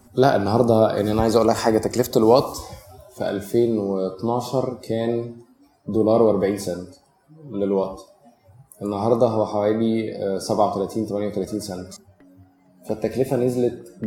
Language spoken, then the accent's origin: Arabic; Cairo, Cairo Governorate, Egypt; انا نشأت في مصر الجديده في الثمانينات